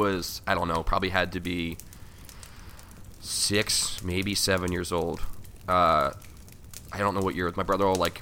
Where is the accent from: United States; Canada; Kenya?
United States; Philadelphia, Pennsylvania; I grew up in Port Richmond